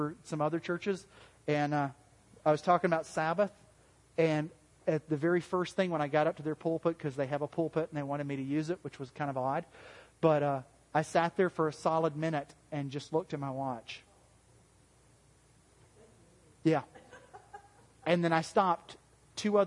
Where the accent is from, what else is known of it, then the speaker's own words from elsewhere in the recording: the South, United States; accent: southern; my southern accent